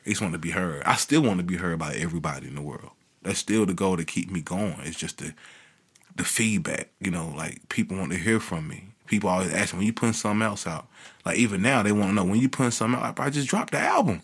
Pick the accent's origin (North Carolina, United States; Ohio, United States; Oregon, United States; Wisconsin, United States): North Carolina, United States; Kinston; it's tough growing up in Kingston